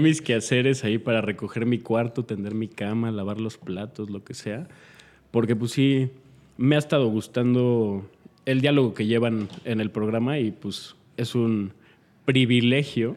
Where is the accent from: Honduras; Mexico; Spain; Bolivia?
Mexico; no les cae bien que yo sea mexicano